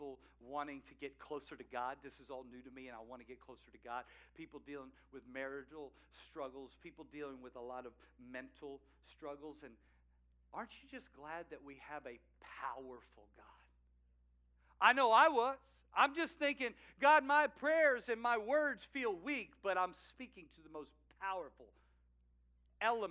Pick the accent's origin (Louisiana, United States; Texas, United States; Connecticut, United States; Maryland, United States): Louisiana, United States; outside New Orleans, South; Growing up in New Orleans, outside New Orleans, South Louisiana heat, I played a lot of soccer